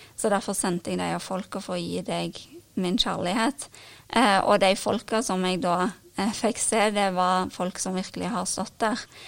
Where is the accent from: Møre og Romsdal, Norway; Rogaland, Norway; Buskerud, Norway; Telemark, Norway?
Rogaland, Norway; Karmøy; moved away as an adult; also born or lived in Ålgård; now in Stavanger, Norway; jeg bor nå i Stavanger, eh, men jeg kommer fra Karmøy.